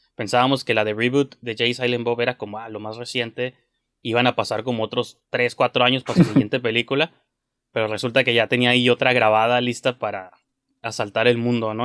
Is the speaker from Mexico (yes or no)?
yes; Mexico; como un mexicano